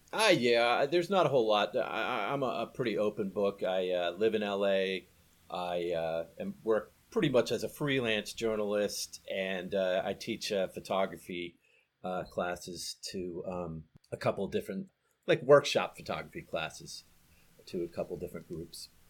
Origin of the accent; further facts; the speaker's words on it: Nashville, Tennessee, United States; moved away; also born or lived in Baltimore; I was born in, in Nashville.